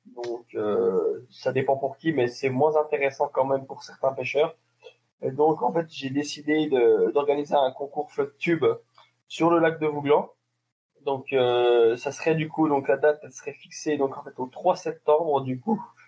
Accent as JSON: {"language": "French", "country": "France", "said": "on est du Jura"}